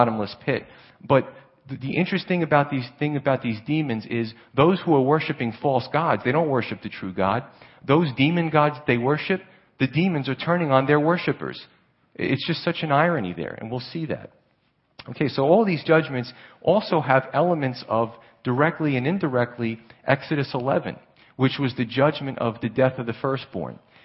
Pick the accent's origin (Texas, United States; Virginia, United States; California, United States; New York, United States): New York, United States; New York City; moved away; also born or lived in Pennsylvania; I grew up in Staten Island and Brooklyn area